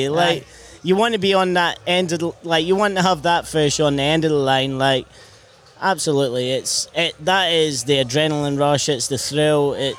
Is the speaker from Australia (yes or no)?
yes; Perth, Western Australia, Australia; So the five boys, we're all from Perth. We're all miners.